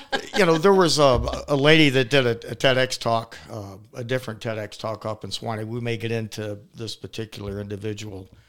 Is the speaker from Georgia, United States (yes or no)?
yes; Atlanta, Georgia, United States; I am born and raised in Atlanta, downtown Atlanta, Saint Joseph's Hospital.